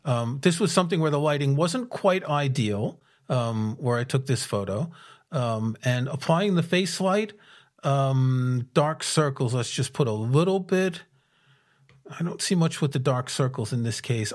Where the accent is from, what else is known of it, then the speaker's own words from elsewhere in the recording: United States; now in United Kingdom; being an American in the U K